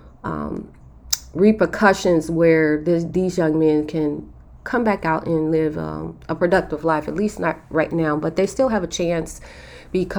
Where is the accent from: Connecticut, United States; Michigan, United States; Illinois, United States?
Illinois, United States; Chicago; We grew up in Chicago in the inner city in an area called K-Town